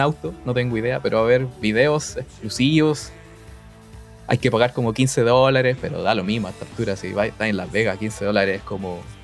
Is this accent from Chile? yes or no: yes; Chile